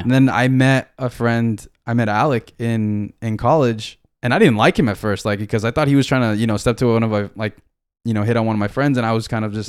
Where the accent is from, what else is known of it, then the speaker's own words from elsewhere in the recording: Miami, Florida, United States; also born or lived in Tennessee / Guam; We're from Miami, and we're gonna let you know we're from Miami, and we're proud we're from Miami